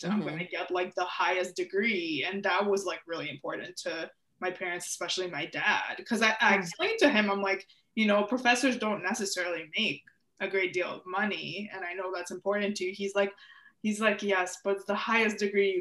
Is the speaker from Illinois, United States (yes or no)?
yes; outside of Chicago, Illinois, United States; also born or lived in Ukraine; I grew up outside of Chicago